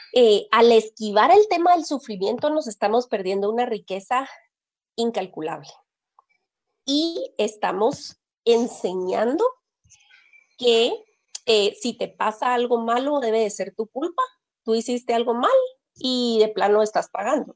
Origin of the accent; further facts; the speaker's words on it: Guatemala; yo nací en Guatemala y aquí he vivido toda mi vida